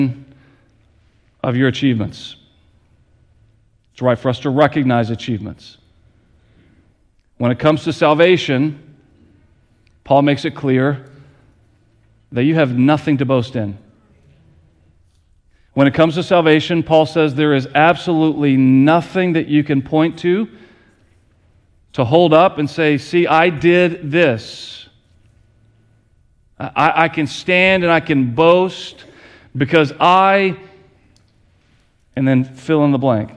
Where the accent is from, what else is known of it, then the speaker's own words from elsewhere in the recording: Lancaster, United States; moved away; Kelly and I, we grew up in Lancaster with a community center that was built when my grandmother was in elementary school